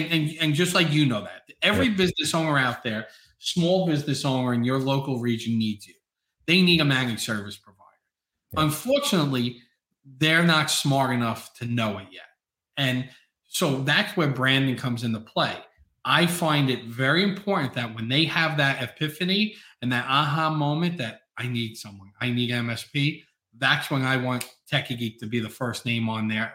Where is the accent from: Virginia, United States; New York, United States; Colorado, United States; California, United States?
New York, United States; New York City; I'm from Staten Island, New York